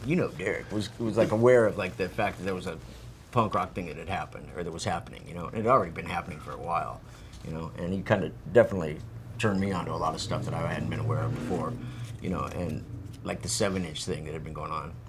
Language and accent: English; Phoenix, Arizona, United States; I'm from Phoenix, you know, to where it's just fucking hot